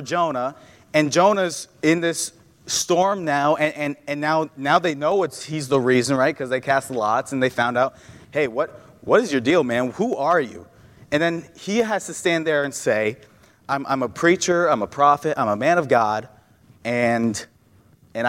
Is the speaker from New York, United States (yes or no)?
yes; New York, United States; moved away as an adult; now in Ohio, United States; I grew up in New York. I've known New York my whole life